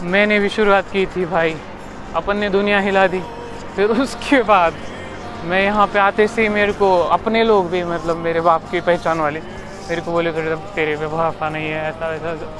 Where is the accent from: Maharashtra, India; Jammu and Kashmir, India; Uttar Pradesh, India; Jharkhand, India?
Maharashtra, India; Latur; also born or lived in Pune; मैं पुणे से निकल आया भाई लातूर आ गया अपने अपने घर